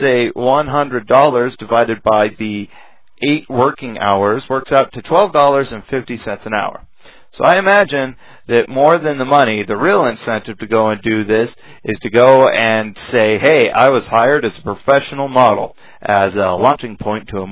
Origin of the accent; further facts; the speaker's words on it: United States; being an American